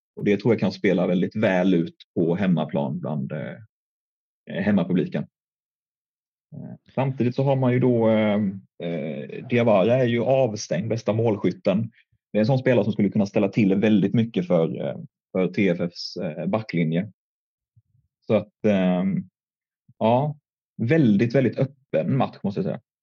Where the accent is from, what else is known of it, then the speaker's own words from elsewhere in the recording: Älmhult, Kronoberg County, Sweden; jag kommer från, från Älmhult